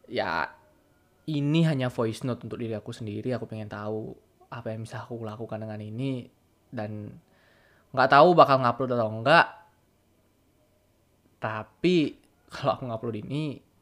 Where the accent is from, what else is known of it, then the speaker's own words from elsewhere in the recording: Bali, Indonesia; accent: Balinese; nggak pernah tinggal di mana di tempat lain nggak pernah merantau kemana-mana dari lahir tinggal di Bali ini masih pakai bahasa Bali dan lingkunganku sangat bahasa Bali